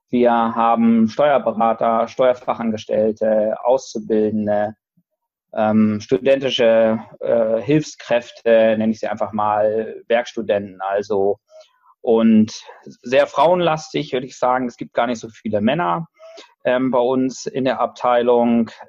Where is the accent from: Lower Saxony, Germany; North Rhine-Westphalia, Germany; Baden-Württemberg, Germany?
Lower Saxony, Germany; now in Hamburg, Germany; ich komme ursprünglich aus Niedersachsen, aus Lüchow-Dannenberg und deswegen, ähm, weil ich da auch ein Ferienhaus habe, habe ich eine gewisse Neigung in Richtung Niedersachsen auch zu schauen aus Hamburg